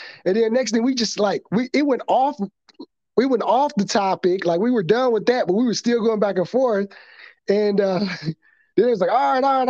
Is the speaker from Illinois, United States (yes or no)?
yes; Chicago, Illinois, United States; I was from the South Side streets of Chicago, grew up in the projects